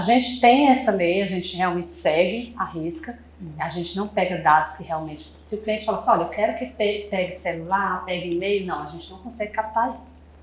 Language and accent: Portuguese; Fortaleza, Ceará, Brazil; moved away as an adult; a gente é do Ceará, né? Se vocês não sabem, sou de Fortaleza. Há seis anos que eu estou nessa cidade maravilhosa, não volto mais